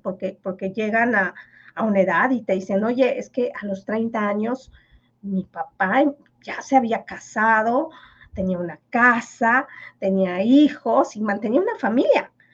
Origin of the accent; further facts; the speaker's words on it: Mexico; first language Yucatec Maya; Spanish is a second language; moved away; yo fui la, primera niña que salió del pueblo y vino a, la capital a, estudiar